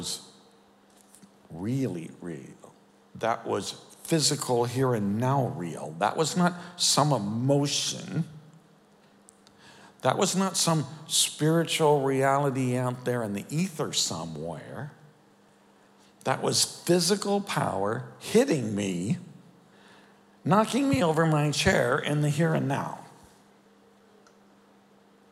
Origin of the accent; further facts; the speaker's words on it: Chicago, Illinois, United States; we're from Chicago